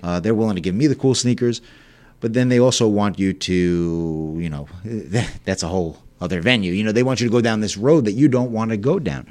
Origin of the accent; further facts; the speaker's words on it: Selden, New York, United States; also born or lived in Port Jefferson, New York / Ronkonkoma, New York; grew up in Selden, Ronkonkoma area.